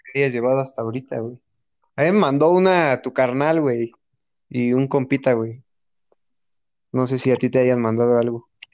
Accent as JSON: {"language": "Spanish", "town": "Toluca", "region": "State of Mexico", "country": "Mexico", "tie": "born or raised there", "said": "nosotros somos del Estado de México, De Toluca"}